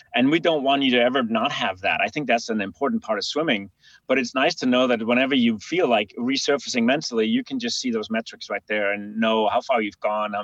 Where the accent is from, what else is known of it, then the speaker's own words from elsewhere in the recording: Denmark; a river crossing in my hometown in Denmark